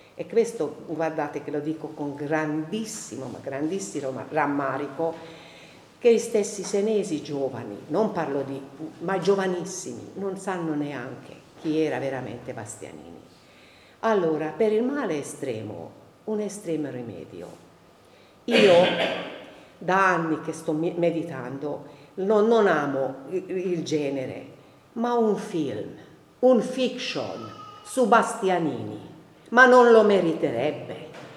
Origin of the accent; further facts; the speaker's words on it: Hungary; now in Siena, Italy; io non sono senese di origine, di adozione però sì, però il mio carattere mm, ungherese, aus- austro-ungarico, asburgico